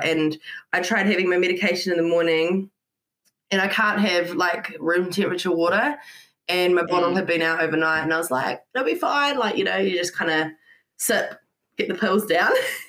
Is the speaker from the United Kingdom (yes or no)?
yes; Scotland, United Kingdom; now in New Zealand; Yeah, so I'm from Scotland.